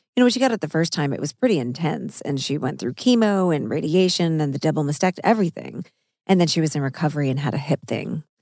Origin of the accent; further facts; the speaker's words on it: Missouri, United States; I'm from Missouri, so I ate meat all growing up.